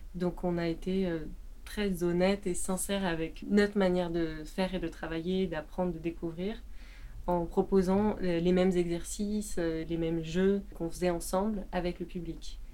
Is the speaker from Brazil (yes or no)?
no; France; je suis française j'habite en France